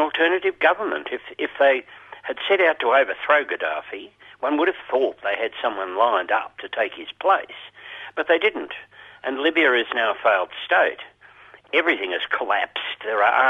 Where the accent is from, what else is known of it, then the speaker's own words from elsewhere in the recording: Geelong, Victoria, Australia; I grew up in Geelong